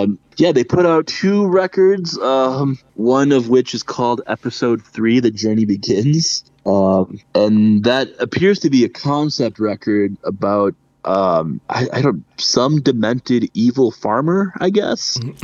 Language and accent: English; Wisconsin, United States; But Wisconsinite, that's me.